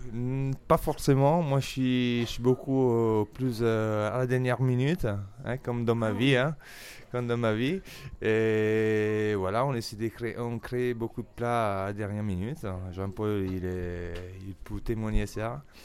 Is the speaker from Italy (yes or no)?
yes; Italy; French is a second language; moved away as an adult; also born or lived in England; now in Paris, France; Je suis italien